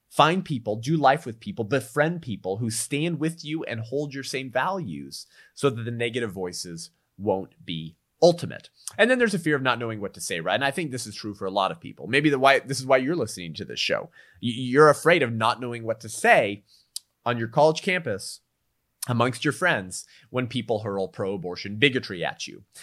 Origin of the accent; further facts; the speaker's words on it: California, United States; California, my home state